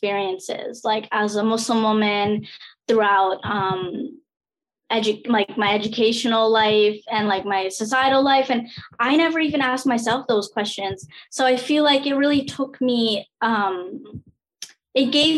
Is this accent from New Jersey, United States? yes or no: yes; New Jersey, United States; I was born and raised in New Jersey